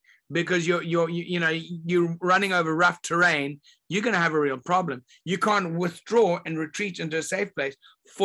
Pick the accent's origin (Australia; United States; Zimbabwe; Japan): Zimbabwe; I grew up in Zimbabwe, and the country was called Rhodesia back then